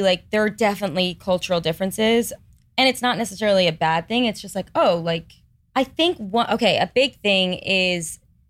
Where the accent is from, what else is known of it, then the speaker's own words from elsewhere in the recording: Manhasset, New York, United States; So, Manhasset on Long Island.